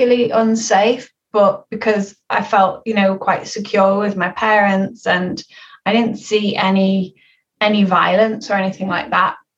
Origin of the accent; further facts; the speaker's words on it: Liverpool, North West England, United Kingdom; I grew up in Liverpool in an area called Toxteth